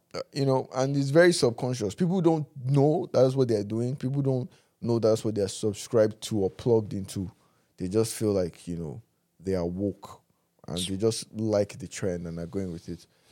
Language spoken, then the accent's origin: English; Nigeria; as Nigerian men